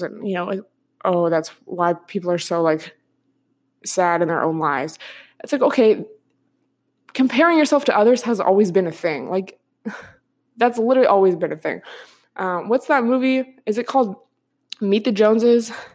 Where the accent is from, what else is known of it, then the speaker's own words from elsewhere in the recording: outside of Seattle, Washington, United States; moved away; I grew up, like, outside of Seattle.